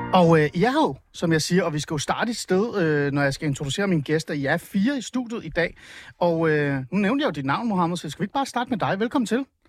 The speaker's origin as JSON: {"language": "Danish", "country": "Iran", "moved": "yes", "lives_now": "Denmark", "said": "Jeg er oprindelig fra Iran"}